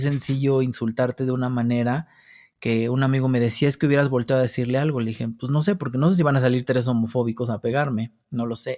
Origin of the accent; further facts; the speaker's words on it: Mexico City, Mexico; Yo nazco al sur de la Ciudad de México, por San Jerónimo, por allá. Eh, de, allá soy, de la colonia San Francisco Contreras, que es pues allá arribita como por los dinamos. Allá crecí con mis abuelos